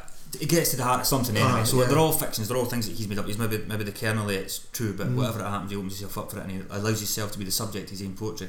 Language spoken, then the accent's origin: English; Scotland, United Kingdom